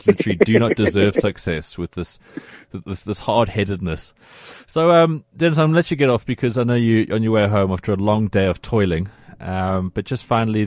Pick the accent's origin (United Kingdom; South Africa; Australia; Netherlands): South Africa; as a South African